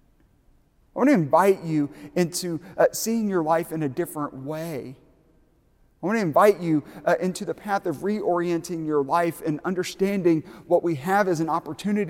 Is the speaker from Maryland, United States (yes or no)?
no; Aiken, South Carolina, United States; moved away; my hometown of Aiken, South Carolina